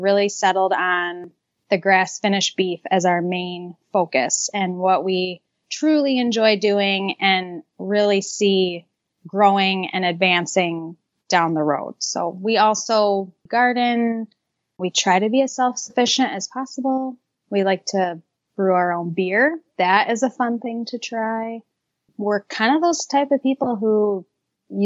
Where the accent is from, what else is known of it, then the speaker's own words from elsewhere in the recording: Gurnee, Illinois, United States; now in northern Wisconsin, United States; I'm originally from Gurnee, Illinois